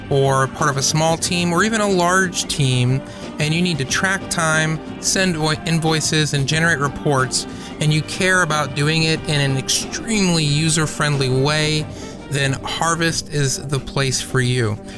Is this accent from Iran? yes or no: no; Canada; I was going to say, except for the fact that he's Canadian, but I'm also Canadian, or at least part Canadian, so that too.